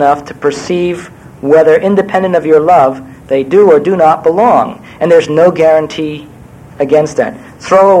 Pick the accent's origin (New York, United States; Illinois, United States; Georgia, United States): New York, United States; also born or lived in Iowa; I was born in New York in 1945 and raised in Manhattan